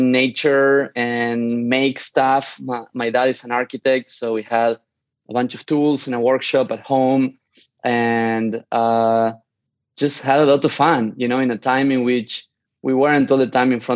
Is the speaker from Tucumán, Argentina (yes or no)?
yes; San Miguel de Tucumán, Tucumán, Argentina; moved away; also born or lived in Barcelona / New York City / Mountain View / Hong Kong; I am originally from Argentina, not from Buenos Aires. I'm from Tucumán, which is in the north of Argentina.